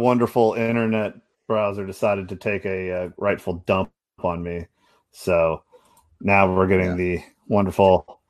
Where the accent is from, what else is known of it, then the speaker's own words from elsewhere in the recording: Nevada, United States; growing up in Nevada and not having cable or anything